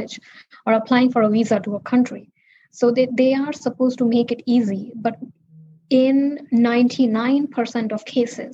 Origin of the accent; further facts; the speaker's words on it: India; now in United States; growing up in India, poor and as a girl